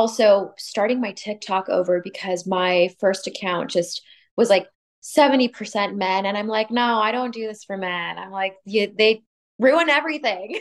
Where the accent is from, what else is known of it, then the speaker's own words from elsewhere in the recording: Sacramento, California, United States; moved away as an adult; now in Los Angeles, United States; I'm from Sacramento. So before I moved down